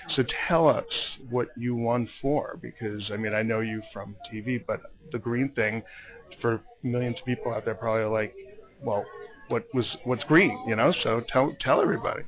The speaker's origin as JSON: {"language": "English", "region": "New York", "country": "United States", "said": "as a New Yorker"}